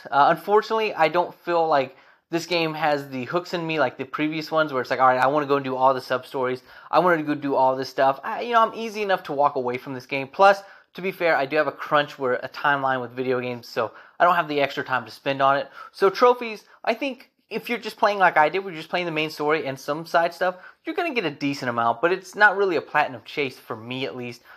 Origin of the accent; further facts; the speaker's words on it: United States; As an American